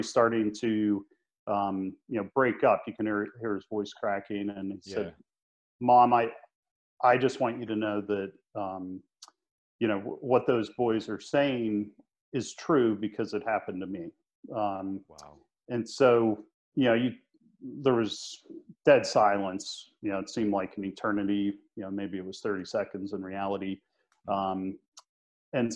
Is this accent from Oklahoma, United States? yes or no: no; Pittsburgh, Pennsylvania, United States; We grew up in Pittsburgh, Pennsylvania